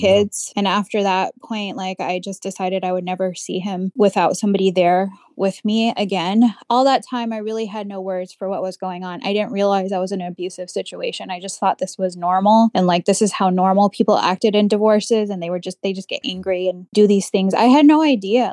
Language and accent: English; United States; I was born here in the United States